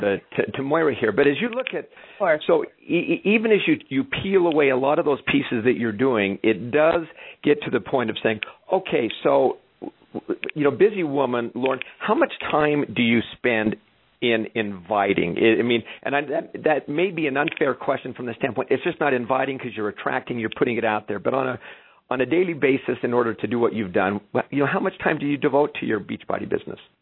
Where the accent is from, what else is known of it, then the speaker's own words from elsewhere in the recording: Canada; I'm Canadian